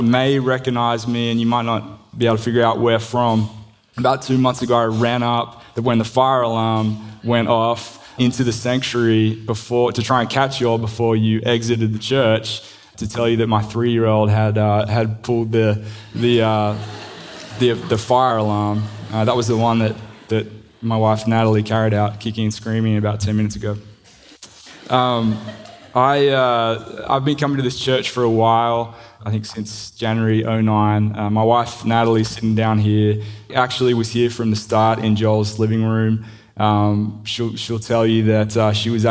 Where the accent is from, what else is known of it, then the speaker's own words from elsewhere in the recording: Sydney, New South Wales, Australia; accent: Australian; moved away as an adult; also born or lived in Crestwood North, United States; now in United States; I grew up in Sydney, came to the US, like I said, in 09